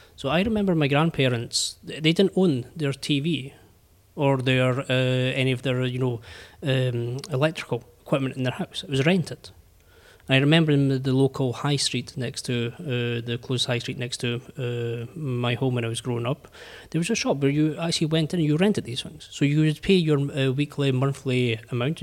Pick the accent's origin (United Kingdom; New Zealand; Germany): United Kingdom; I'm British